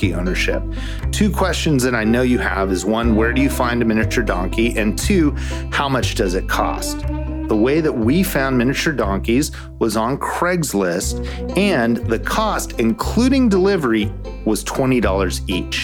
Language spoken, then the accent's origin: English; Southern California, United States; moved away as an adult; also born or lived in Waco, Texas; a kid growing up in Southern California